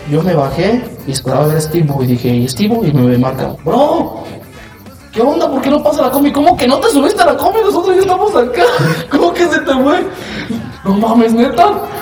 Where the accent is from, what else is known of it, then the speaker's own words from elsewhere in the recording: Mexico; Ay, que somos repuntuales, no manches. Somos mexicanos